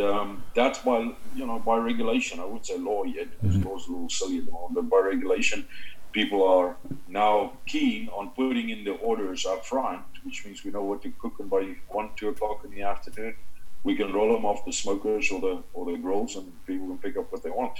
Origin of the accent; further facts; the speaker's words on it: South Africa; now in Canada; what we grew up with in Africa